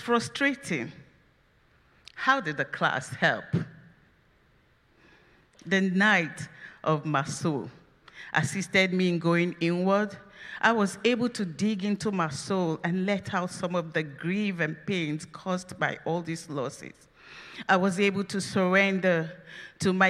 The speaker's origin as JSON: {"language": "English", "country": "Nigeria", "moved": "yes", "lives_now": "United States", "said": "I am from Nigeria"}